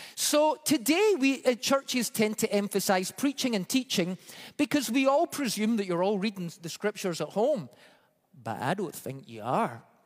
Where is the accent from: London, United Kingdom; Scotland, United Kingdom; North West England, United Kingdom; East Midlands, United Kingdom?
Scotland, United Kingdom; moved away; growing up in Scotland